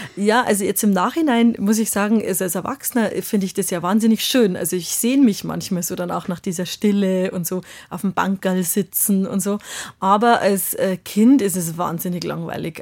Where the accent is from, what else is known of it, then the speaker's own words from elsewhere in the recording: Bavaria, Germany; accent: Bavarian; first language Bavarian; also born or lived in Munich; ich war ja vom Land und ich habe vor allem Dingen bayerisch gesprochen und natürlich, ich habe Germanistik studiert, aber so meine Muttersprache war einfach immer das Bayerische